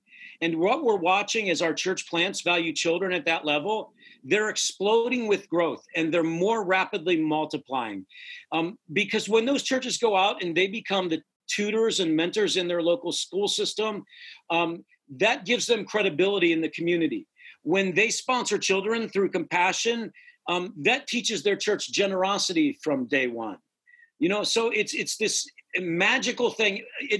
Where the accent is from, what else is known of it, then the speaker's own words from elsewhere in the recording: near Cleveland, Ohio, United States; in Cleveland, Ohio, so near my hometown, 45 minutes away